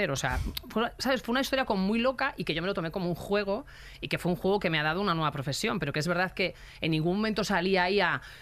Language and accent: Spanish; Galicia, Spain; moved away; yo, una persona que, que, que llegué de Galicia sin amigos, sin familia, eh, súper difícil los inicios